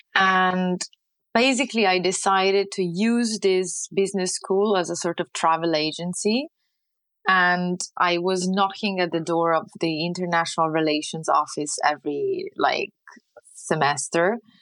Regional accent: Lucca, Tuscany, Italy; English is a second language; moved away as an adult; also born or lived in United Kingdom / Pisa; now in France; I'm born and raised in Renaissance Tuscany

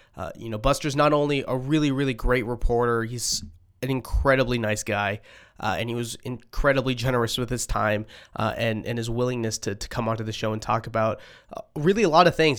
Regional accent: Boston, Massachusetts, United States; I'm from Boston

